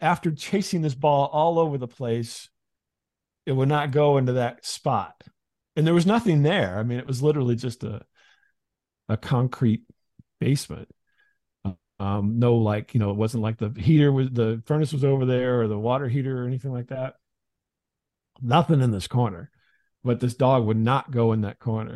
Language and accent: English; Midwest, United States; I grew up in the Midwest